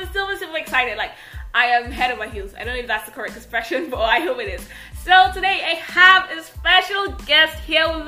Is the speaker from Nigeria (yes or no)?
yes; Nigeria; I am that Nigerian Christian talkaholic